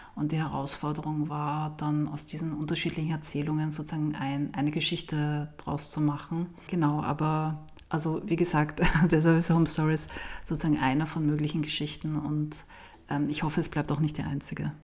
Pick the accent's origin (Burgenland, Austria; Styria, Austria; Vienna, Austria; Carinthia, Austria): Vienna, Austria; aus Wien